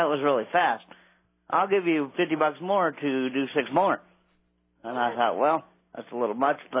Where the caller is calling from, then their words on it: Gresham, Oregon, United States; I'm calling from Gresham, Oregon.